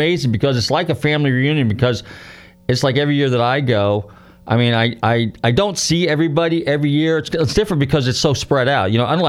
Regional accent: Marin County, Northern California, United States; So growing up in California, so now I'm from Northern California. I'm from Marin County

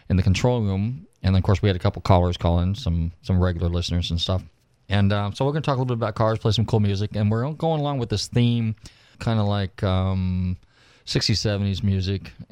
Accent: Georgia, United States; I'm from Georgia, yes.

